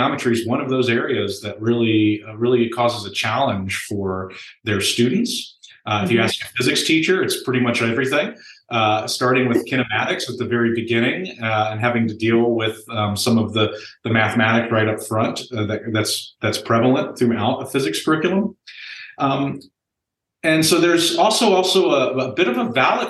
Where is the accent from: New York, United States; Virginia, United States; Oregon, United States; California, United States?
Virginia, United States; also born or lived in Omaha, Nebraska; now in Nebraska, United States; I'm actually from Virginia, but I am a Nebraskan right now.